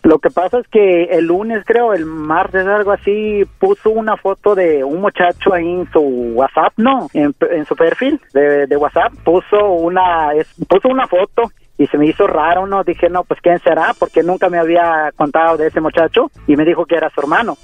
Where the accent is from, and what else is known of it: Mexico City, Mexico; born or raised there; moved away; also born or lived in Oaxaca